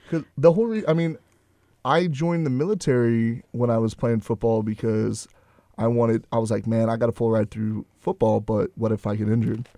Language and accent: English; Houston, Texas, United States; I'm from Houston